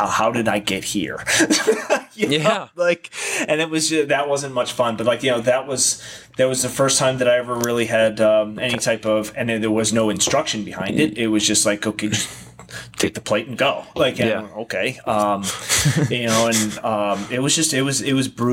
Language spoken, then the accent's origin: English; Ohio, United States; also born or lived in San Diego, California; now in Arizona, United States; I grew up in Ohio